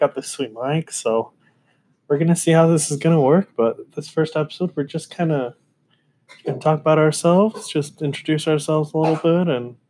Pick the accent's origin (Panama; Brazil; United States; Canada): Brazil; born there; I lived in Argentina for 2 years, and I was born in Brazil too.